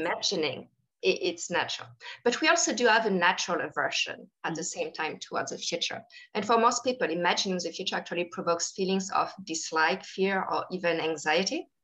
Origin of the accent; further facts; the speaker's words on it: Paris suburbs, Île-de-France, France; I grew up in France, um, actually in the Paris suburbs.